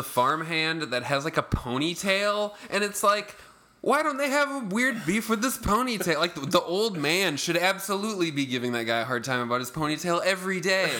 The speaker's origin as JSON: {"language": "English", "region": "South Dakota", "country": "United States", "said": "we're all from South Dakota. We figured it must have been West River. It's pretty cowboyish."}